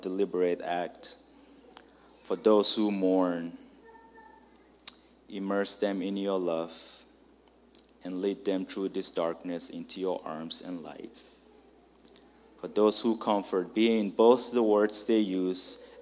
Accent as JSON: {"language": "English", "country": "Nigeria", "moved": "yes", "lives_now": "United States", "said": "I'm Nigerian"}